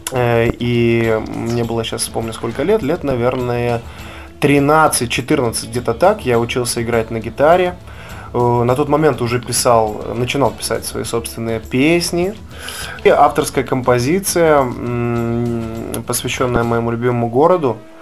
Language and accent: Russian; Kobryn, Brest Region, Belarus; moved away; also born or lived in Grodno; у меня на родине, в городе Кобрине.